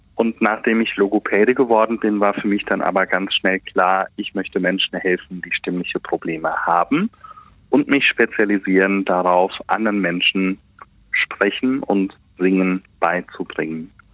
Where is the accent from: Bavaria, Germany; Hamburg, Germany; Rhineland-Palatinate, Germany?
Rhineland-Palatinate, Germany; Westerwald; accent: Westerwälder Platt; wenn ich nach Hause komme, lege ich das Hochdeutsch ab und dann wird ganz normal auf Welt Westerwälder platt geschwätzt. Ja, das ist bei uns zu Hause Amtssprache Nummer eins